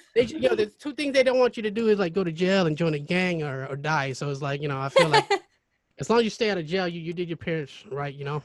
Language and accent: English; Kelso, Washington, United States; also born or lived in Cambodia (born) / Seattle, Washington / Longview, Washington; a lot of my growing up was in Kelso, and then I went to high school in Longview